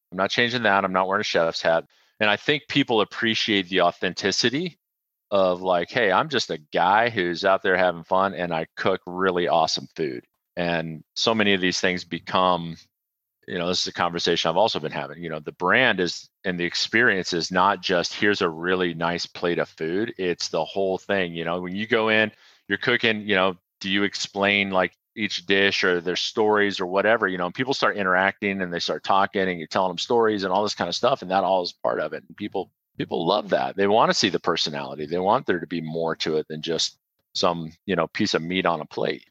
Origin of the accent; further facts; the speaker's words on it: Midwest, United States; I grew up in the Midwest, um, but my mom was from Knoxville, Tennessee